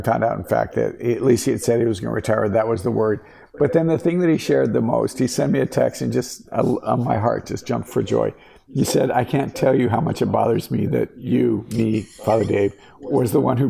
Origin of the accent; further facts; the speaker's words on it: Colorado, United States; moved away; I'm from Colorado.